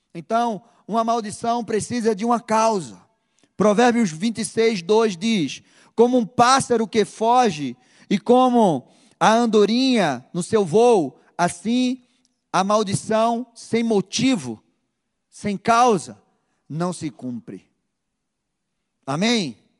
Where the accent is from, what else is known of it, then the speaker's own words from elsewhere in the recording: Recife, Pernambuco, Brazil; Na minha terra, lá no Nordeste, Recife, nós temos a mania de chegar a chamar a pessoa de danado